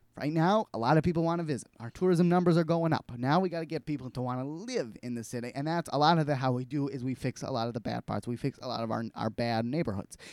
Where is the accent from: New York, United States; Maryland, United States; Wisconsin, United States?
Wisconsin, United States; Milwaukee; born or raised there